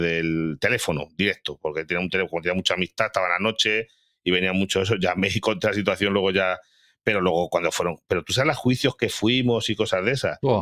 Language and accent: Spanish; Galicia, Spain; moved away; yo que soy de Galicia, tú sabes que en Galicia pues son mucho de aldeas muy pequeñas